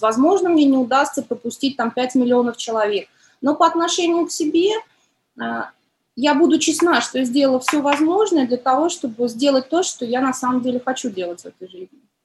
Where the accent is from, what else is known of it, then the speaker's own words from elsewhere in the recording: Tashkent, Uzbekistan; now in Moscow, Russia; Я родилась в Ташкенте, и там ценность семьи, семья большая